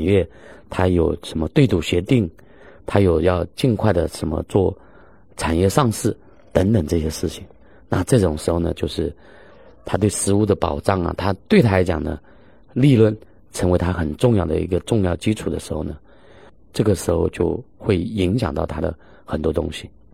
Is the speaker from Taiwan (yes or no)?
no; China; 我们中国人